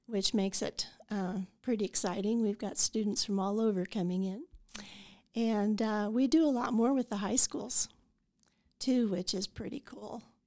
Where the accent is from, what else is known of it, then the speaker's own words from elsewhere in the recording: Idalia, Colorado, United States; also born or lived in Saint Francis, Kansas; now in Goodland, United States; I grew up in Idalia, Colorado, graduated from Saint Francis, came back here to go to the college